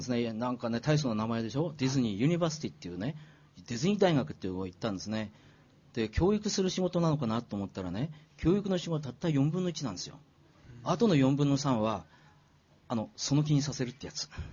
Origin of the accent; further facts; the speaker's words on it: Miyagi, Japan; 宮城で生まれて